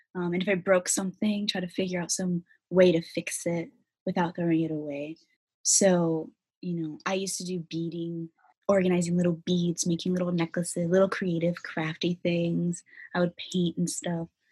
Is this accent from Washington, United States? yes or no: yes; Federal Way, Washington, United States; also born or lived in South Seattle, Washington; I was born in Federal Way. I would say I grew up in Federal Way